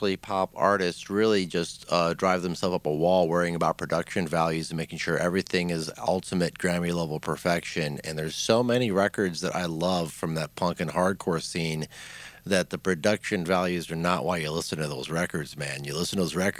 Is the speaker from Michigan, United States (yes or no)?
yes; Detroit, Michigan, United States; now in Atlanta, United States; I'm from Detroit originally.